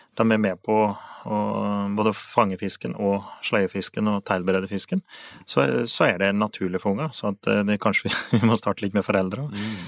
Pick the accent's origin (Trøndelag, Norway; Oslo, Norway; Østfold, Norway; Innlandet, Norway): Innlandet, Norway; Finnskogen; så har vi på Finnskogen så har vi noe som vi kaller motti